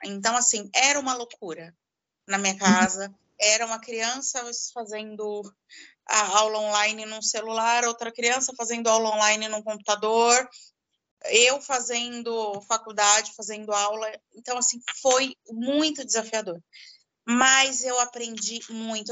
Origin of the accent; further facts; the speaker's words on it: São Paulo, Brazil; Eu sou de São Paulo